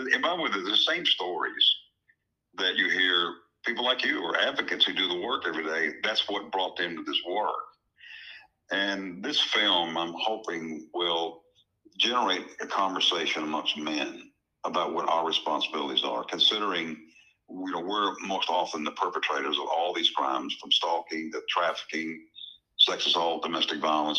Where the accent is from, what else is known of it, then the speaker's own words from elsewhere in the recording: Texas, United States; moved away; also born or lived in Tennessee; I grew up in, in Texas. I'm a Tennessean, but I grew up in Texas